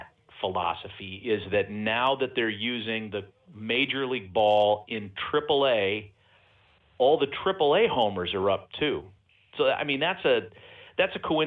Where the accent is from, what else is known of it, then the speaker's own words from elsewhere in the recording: East Bay, California, United States; when I was a kid growing up in the East Bay